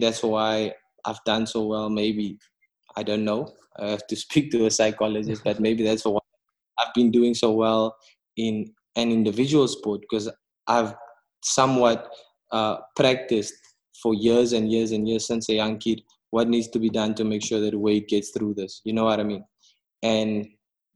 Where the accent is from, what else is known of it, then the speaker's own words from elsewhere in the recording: South Africa; I probably wouldn't then have envisioned myself as a South African